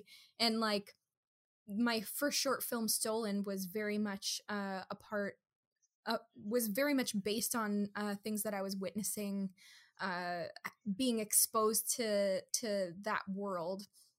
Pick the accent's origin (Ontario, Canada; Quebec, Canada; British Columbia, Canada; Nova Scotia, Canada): Quebec, Canada; Kahnawake; now in Toronto, Canada; I grew up in Kahnawake, Mohawk Territory. I am Kanyekehaga.